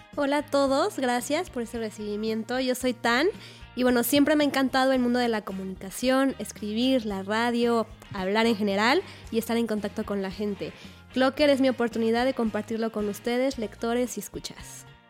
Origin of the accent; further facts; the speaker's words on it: Mexico; como mexicanos luego no lo consumimos